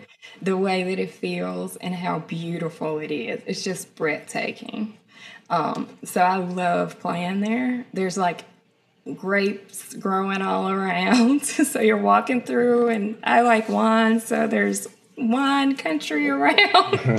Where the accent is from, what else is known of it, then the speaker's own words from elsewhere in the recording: Memphis, Tennessee, United States; moved away as an adult; also born or lived in New York; she told him I was from Memphis and that I played music